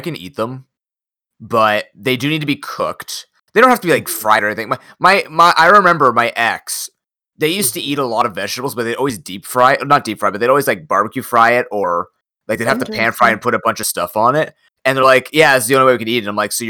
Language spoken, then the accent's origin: English; Canada; I come from Canada